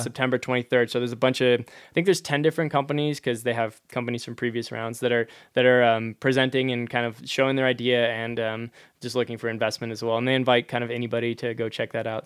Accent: Hazelhurst, Wisconsin, United States; moved away as an adult; also born or lived in New Hampshire; now in Durango, United States; I grew up in rural Wisconsin, uh, in a town called Hazelhurst

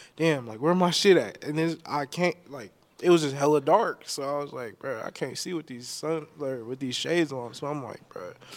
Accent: Elk Grove, California, United States; also born or lived in San Francisco Bay Area; I'm from Elk Grove, California. Born and raised

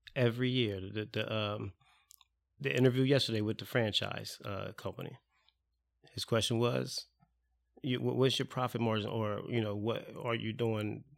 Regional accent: Salem, New Jersey, United States; I was in Salem

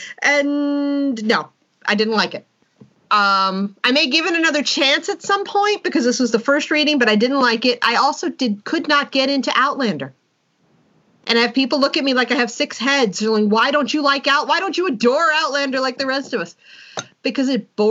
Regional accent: New York City, New York, United States; I grew up in Manhattan.

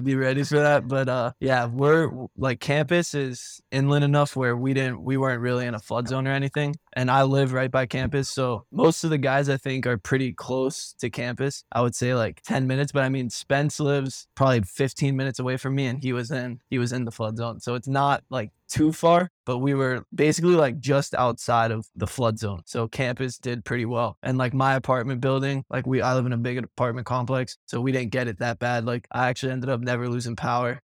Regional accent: Miami, Florida, United States; now in Fort Myers, United States; I'm from Miami

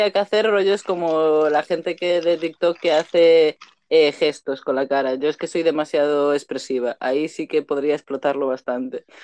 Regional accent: Canary Islands, Spain; Ah, pues no, yo soy de Canarias, no de Andalucía.

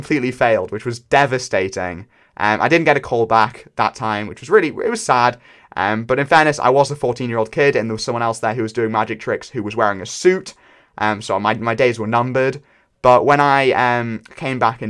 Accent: United Kingdom; I am British

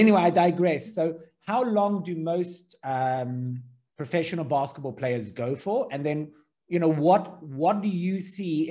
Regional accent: South Africa; I grew up in South Africa where rugby was a very big thing

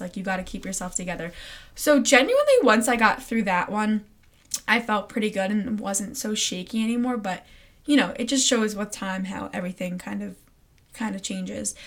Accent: Long Island, New York, United States; I'm from Long Island, New York

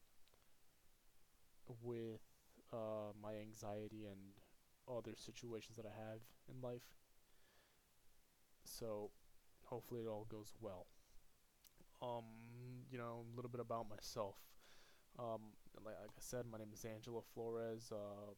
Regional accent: Puerto Rico; moved away; I'm from Puerto Rico

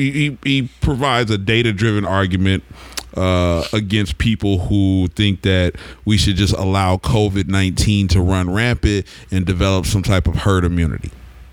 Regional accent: Oklahoma, United States; growing up in Oklahoma

